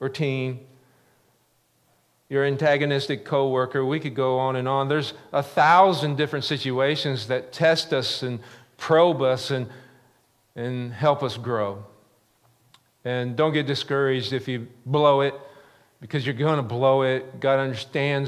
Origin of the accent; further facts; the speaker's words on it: the Ozarks, United States; growing up in the Ozarks